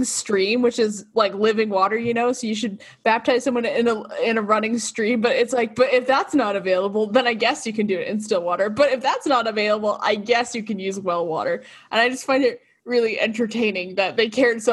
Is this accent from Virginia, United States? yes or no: no; Boston, Massachusetts, United States; moved away as an adult; also born or lived in Provo, Utah; I'm from Boston, Massachusetts